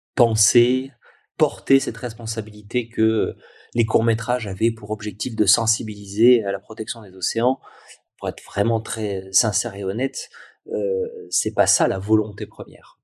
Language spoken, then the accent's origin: French; Nice, Provence-Alpes-Côte d'Azur, France; juste à côté de chez moi, à Nice